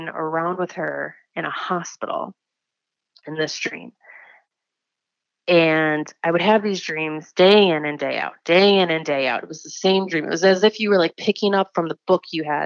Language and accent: English; Wisconsin, United States; I am 29 from Wisconsin